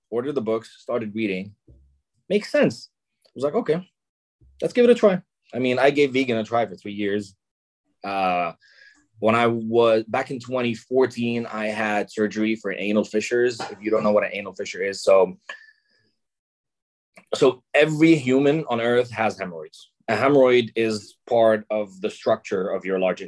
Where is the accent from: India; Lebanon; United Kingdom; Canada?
Lebanon; I'm Lebanese. I was born and raised in Lebanon